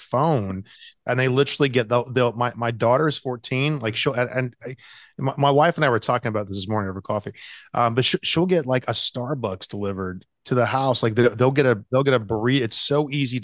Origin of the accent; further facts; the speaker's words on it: the South, United States; I grew up in the South